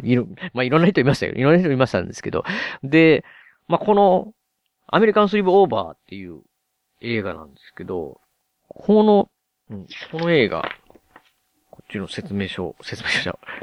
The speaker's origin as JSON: {"language": "Japanese", "region": "Osaka", "country": "Japan", "tie": "born or raised there", "said": "僕、大阪に住んでるんで、ついにね、地元大阪に"}